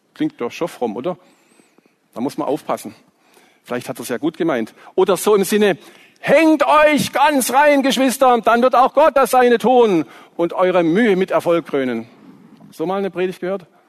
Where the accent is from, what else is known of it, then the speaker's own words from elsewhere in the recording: Swabia, Baden-Württemberg, Germany; accent: Swabian; aus meiner Heimat, ihr hört vielleicht, dass ich ein bisschen Schwäbisch spreche, die Liebenzeller Mission